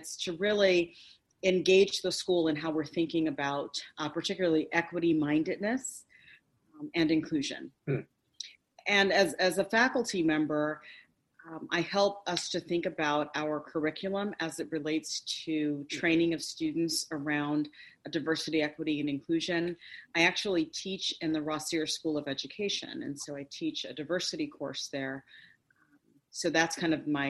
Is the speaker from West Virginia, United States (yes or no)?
no; Cerritos, California, United States; also born or lived in Princeton, New Jersey; I'm born and raised in Cerritos, California